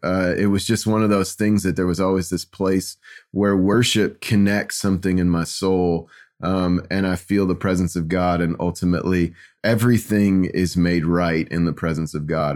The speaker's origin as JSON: {"language": "English", "town": "Kansas City", "country": "United States", "tie": "born or raised there", "said": "growing up in Kansas City"}